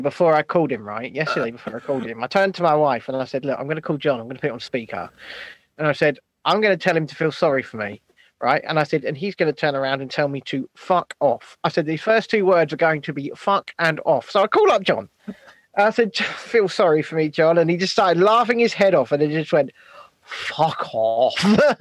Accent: Ireland; Because I was born in Ireland, I'm Irish, not Romulan.

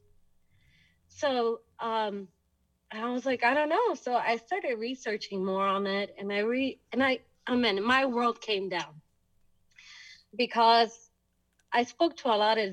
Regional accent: Houston, Texas, United States; also born or lived in El Salvador; they decided to come back to Houston, Texas, which is where we reside at the moment

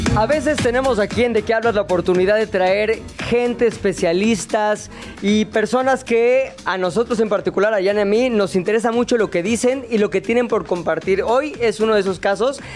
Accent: Mexico; yo como mexicano

